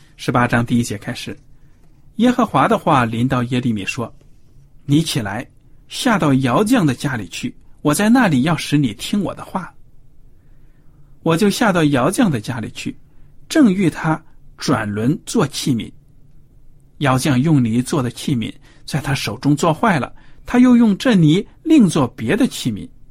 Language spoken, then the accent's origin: Chinese; China; 我们中国人